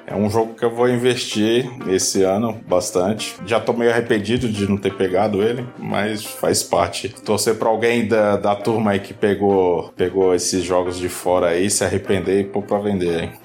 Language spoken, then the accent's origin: Portuguese; Baixada Santista, São Paulo, Brazil; moved away as an adult; also born or lived in Divinópolis, Minas Gerais; eu consegui transferência pra minha terra natal, que é a Baixada Santista